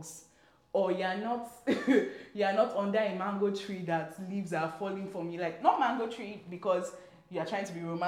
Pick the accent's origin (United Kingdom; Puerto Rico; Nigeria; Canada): Nigeria; I'm African, I'm Nigerian